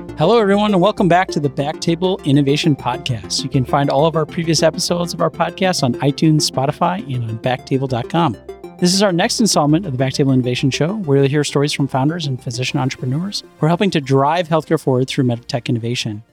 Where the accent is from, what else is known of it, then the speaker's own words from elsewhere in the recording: Chicago, Illinois, United States; now in New York, United States; I'm from Chicago